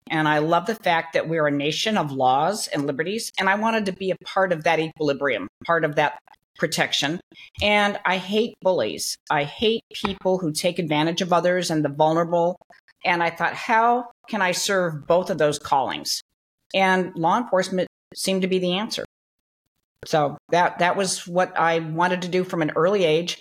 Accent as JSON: {"language": "English", "town": "Long Beach", "region": "California", "country": "United States", "tie": "born or raised there", "said": "I grew up in Long Beach, California. So I was a Southern California girl"}